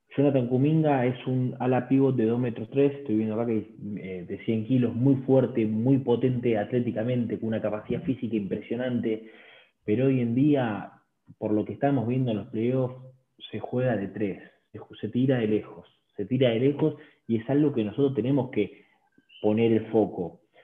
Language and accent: Spanish; Buenos Aires, Argentina; desde Buenos Aires, Argentina.